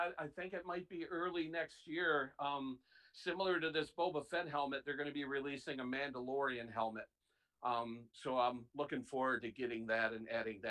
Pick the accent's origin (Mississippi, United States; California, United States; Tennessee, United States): California, United States; Chula Vista; And my dad was stationed in the Navy, and so I'm from Chula Vista, California.